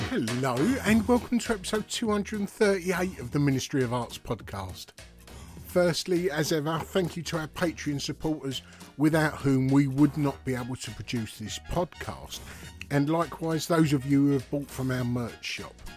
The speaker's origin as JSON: {"language": "English", "town": "Dagenham", "region": "London", "country": "United Kingdom", "tie": "born or raised there", "said": "I grew up in Dagenham, East London, um, East London, Essex rather"}